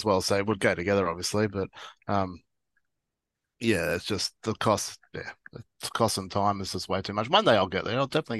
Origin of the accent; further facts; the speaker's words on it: Sydney, New South Wales, Australia; also born or lived in Victoria; now in Dubbo, Australia; I was born in Victoria. Grew up mostly in New South Wales in Sydney. And then so most of my life is New South Wales. So I consider myself a New South Welshman